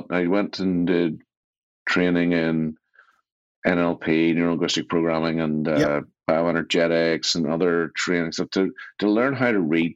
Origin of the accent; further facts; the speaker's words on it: Belfast, Northern Ireland, United Kingdom; I grew up in East Belfast